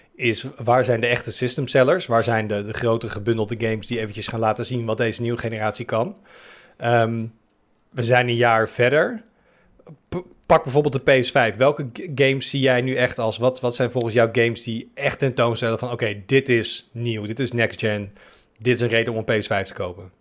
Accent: Netherlands; als Nederlander

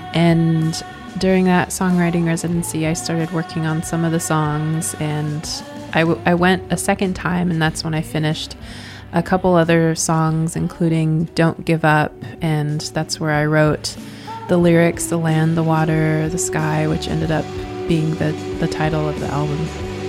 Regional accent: Swinomish Indian Tribal Community, Washington, United States; also born or lived in Portland, Oregon; I grew up in Swinomish and when it was time to go to college, I went to college in Portland and then I just stayed there.

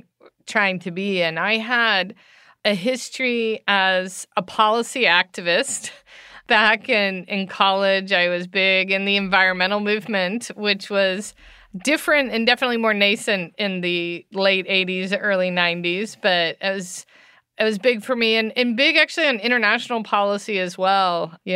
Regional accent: United States; Well, I grew up in the United States, and that's obviously a vague answer, but my dad was in the military, so I lived in a lot of different states growing up.

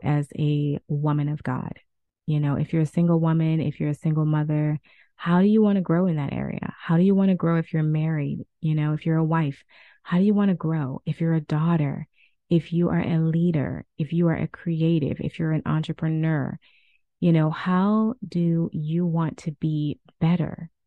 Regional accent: New Orleans, Louisiana, United States; I'm from the South. I'm from New Orleans

